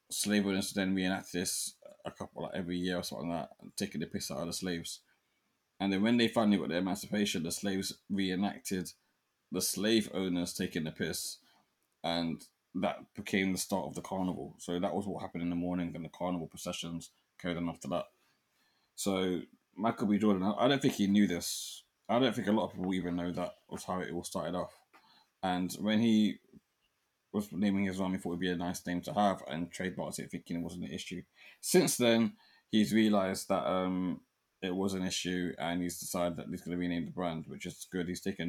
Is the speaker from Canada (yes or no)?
no; Jamaica; I'm Jamaican Chinese, okay? Let's get it right. I'm Jamaican Chinese, yeah?